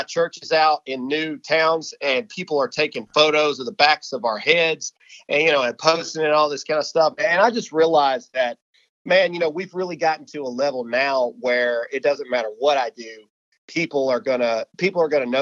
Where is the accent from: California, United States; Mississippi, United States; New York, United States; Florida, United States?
Mississippi, United States; I'm from Mississippi. I'm still in Mississippi, and I'm getting ready to move out to Texas.